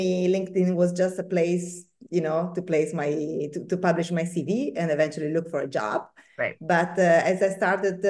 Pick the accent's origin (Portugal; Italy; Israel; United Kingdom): Italy; Bergamo, Lombardy; moved away as an adult; also born or lived in Tuscany; now in Piombino, Italy; I am not from Tuscany. I come from the north of the country, from Bergamo, which is a pretty town nearby Milan.